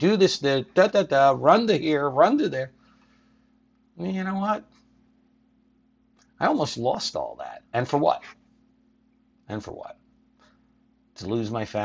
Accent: Philadelphia, Pennsylvania, United States; born or raised there

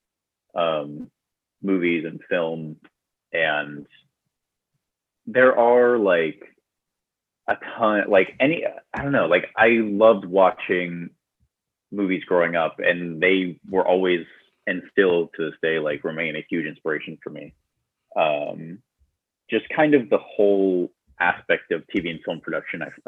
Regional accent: Tumwater, Washington, United States; moved away as an adult; now in Los Angeles, United States; I'm originally from Washington State. I grew up in a town called Tumwater.

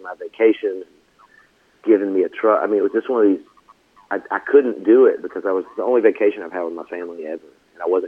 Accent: Franklin, Tennessee, United States; also born or lived in Nashville, Tennessee; growing up in Franklin... and moving out there, you know, when I was a kid

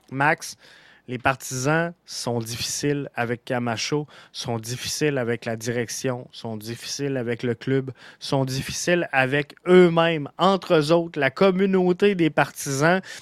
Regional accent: Montreal, Quebec, Canada; depuis le Sénégal où je me trouve. Je suis de tout cœur euh, ambassadeur du CFM. Je suis montréalais.

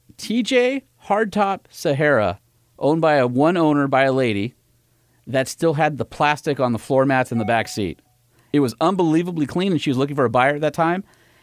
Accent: California, United States; I am from California

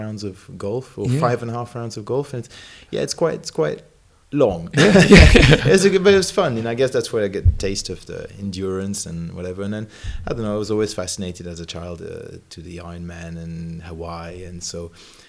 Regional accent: Geneva, Switzerland; moved away; also born or lived in Lincoln, United Kingdom; I'm from Geneva, Switzerland.

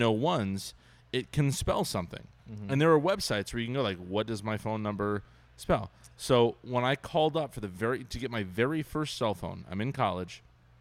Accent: Ventura, California, United States; moved away; I grew up in Ventura, and I went home

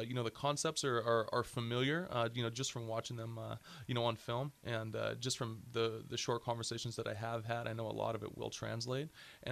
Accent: Big Island, Hawaii, United States; moved away; I'm from the Big Island. We got an airport. It is a different lifestyle, but it's where I grew up.

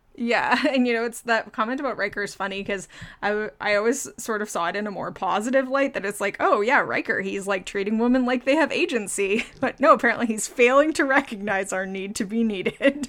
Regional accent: Ottawa, Ontario, Canada; I'm from Ottawa

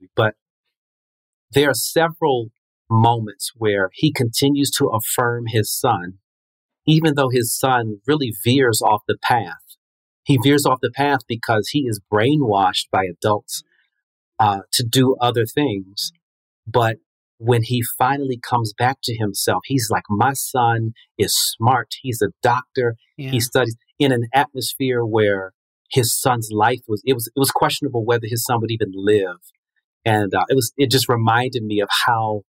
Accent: Prince George's County, Maryland, United States; also born or lived in Washington, D.C.; was raised in the suburbs of Maryland in Prince George's County

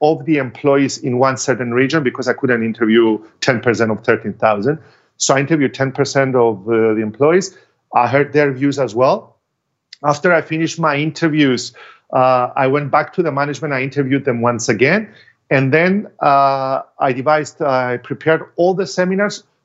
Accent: Cyprus; in my home country, because I cannot charge double of what I charge abroad and charge less in Cyprus

